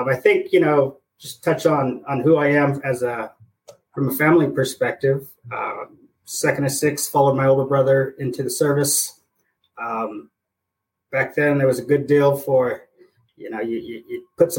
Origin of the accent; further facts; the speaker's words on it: Denver, Colorado, United States; also born or lived in San Diego, California; But I would grow up in Colorado